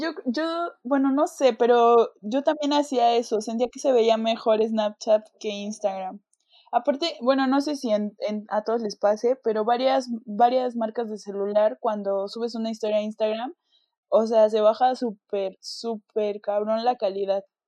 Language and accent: Spanish; Mexico; cuando yo me fui de México